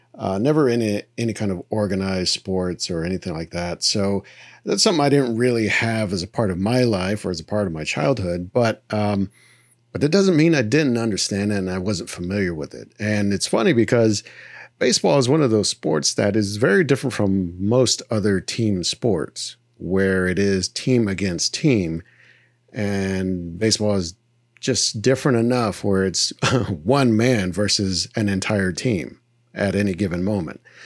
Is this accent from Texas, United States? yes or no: yes; Texas, United States; growing up in Texas